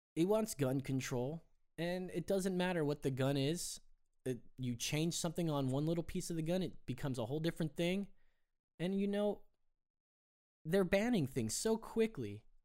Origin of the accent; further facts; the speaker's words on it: Anaheim, California, United States; I grew up in Anaheim, California